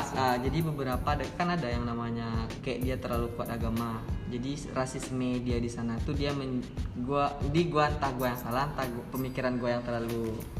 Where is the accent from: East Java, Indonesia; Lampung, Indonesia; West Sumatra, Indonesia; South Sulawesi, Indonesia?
West Sumatra, Indonesia; Padang; gue asli Padang Nias